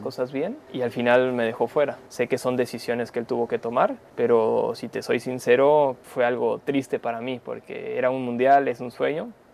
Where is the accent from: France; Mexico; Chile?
Mexico; also born or lived in Argentina; Yo llegué a México, entonces toda mi vida fue en México y, mm. yo me hice mexicano a través de, que a los dos años ya estaba viviendo en México.